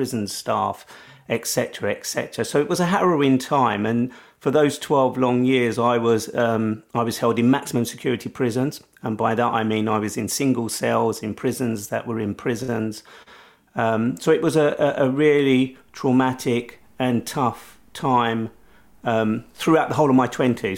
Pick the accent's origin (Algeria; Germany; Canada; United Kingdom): United Kingdom; London; at the age of 20, as a Londoner